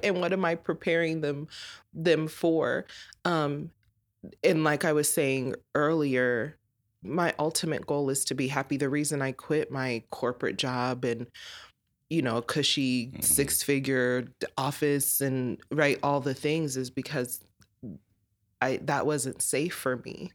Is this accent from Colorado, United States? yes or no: yes; Colorado, United States; born and raised in Colorado